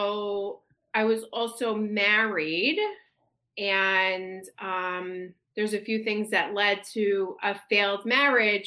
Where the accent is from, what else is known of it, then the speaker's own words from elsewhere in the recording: New York, United States; I am a New Yorker through and through